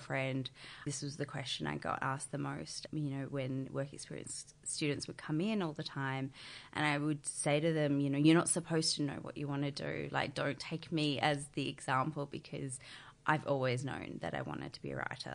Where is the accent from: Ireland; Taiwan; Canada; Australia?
Australia; Barossa Valley, South Australia; moved away as an adult; also born or lived in Sydney; now in Melbourne, Australia; I grew up in the country. I'm originally from the Barossa Valley in Adelaide.